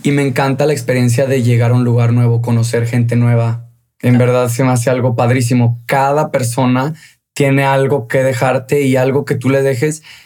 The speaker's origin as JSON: {"language": "Spanish", "town": "León", "region": "Guanajuato", "country": "Mexico", "moved": "yes", "said": "Yo soy de León, Guanajuato."}